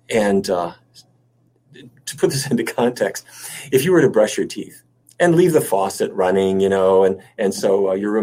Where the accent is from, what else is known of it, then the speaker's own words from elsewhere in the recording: North Dakota, United States; moved away; I grew up in North Dakota.